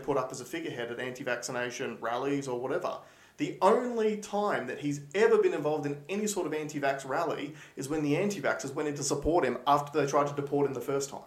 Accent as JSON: {"language": "English", "country": "Australia", "said": "we are Australian"}